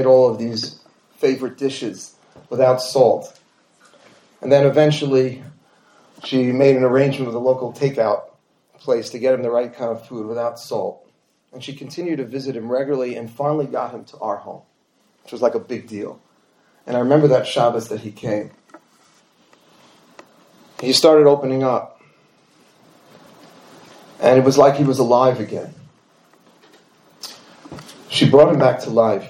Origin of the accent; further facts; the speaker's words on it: New York City, New York, United States; We grew up in Forest Hills, Queens